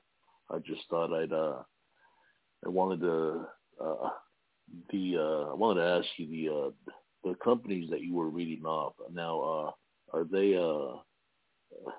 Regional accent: Imperial Beach, California, United States; I'm actually from Imperial Beach, California

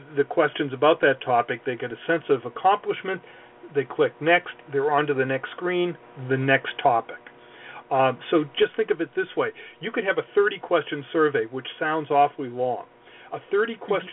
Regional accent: Boston, Massachusetts, United States; I'm from Boston, I got to say it right

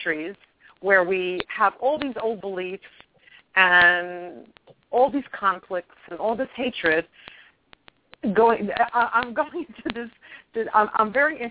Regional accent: New York, United States; moved away as an adult; also born or lived in England / Truth or Consequences, New Mexico; I'm from New York, and I can go back to my New York behavior

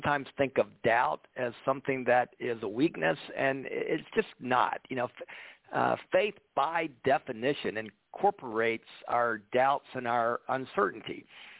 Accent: Atlanta, Georgia, United States; moved away as an adult; now in Memphis, United States; I grew up in Atlanta

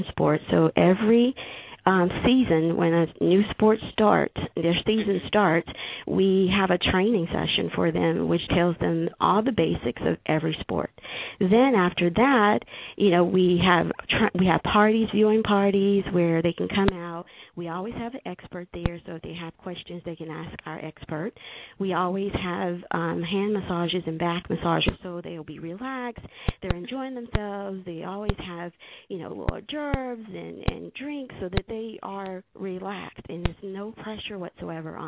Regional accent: Laurel, Mississippi, United States; I grew up in Laurel, Mississippi

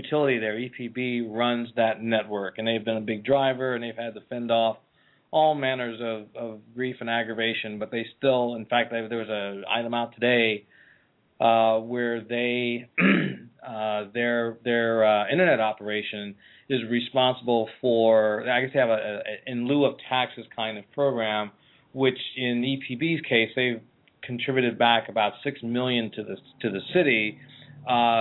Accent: Philadelphia, Pennsylvania, United States; I'm from Philadelphia

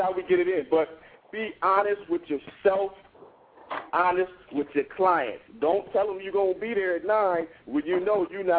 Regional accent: Columbus, Ohio, United States; I'm from Columbus, Ohio.

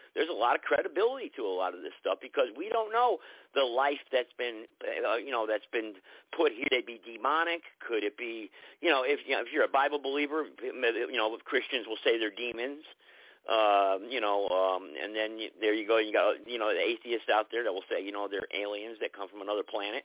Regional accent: New Hampshire, United States; I grew up in New Hampshire, in the mountains up there

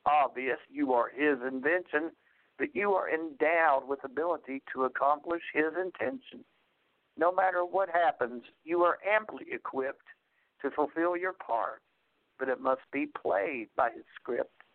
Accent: Appalachia, United States; I'm an Appalachian outlaw and inspirational poet

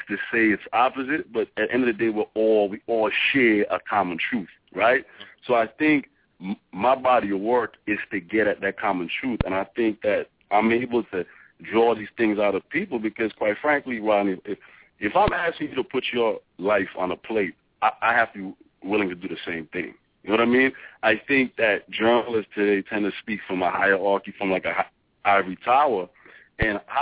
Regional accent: U.S. Virgin Islands; now in United States; I grew up in St. Thomas

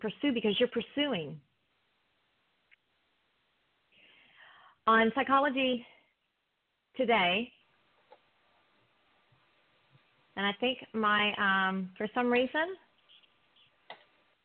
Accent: East Coast, United States; I'm from the East Coast

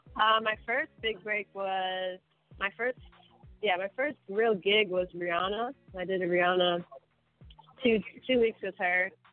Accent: Maryland, United States; also born or lived in Brooklyn, New York; now in Los Angeles, United States; I'm originally from Maryland. Um, but I claim New York. Mm. I, I lived in mm. Brooklyn for about nine years. I, I feel like I grew up there

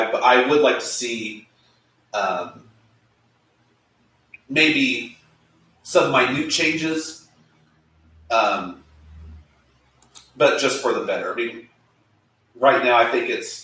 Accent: Terre Haute, Indiana, United States; I'm from Terre Haute

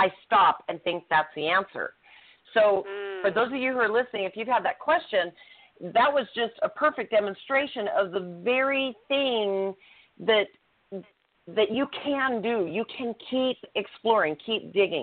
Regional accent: Utah, United States; I was raised in Utah

